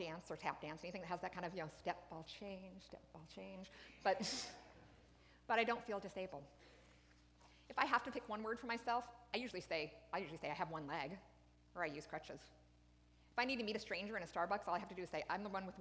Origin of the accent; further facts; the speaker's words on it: Wyoming, United States; I was raised in Wyoming by a military family.